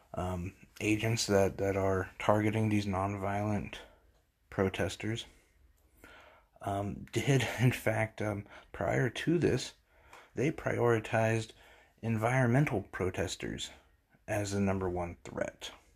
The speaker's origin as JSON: {"language": "English", "country": "United States", "said": "as an American"}